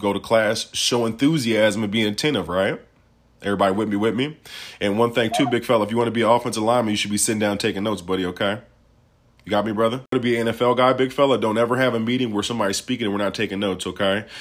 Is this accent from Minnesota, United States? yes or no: no; Peoria, Illinois, United States; I'm from Peoria, Illinois